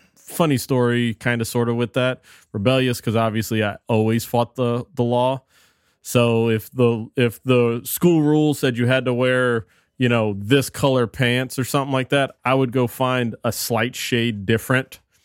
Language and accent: English; South Louisiana, United States; also born or lived in New Orleans / Morgan City; growing up in South Louisiana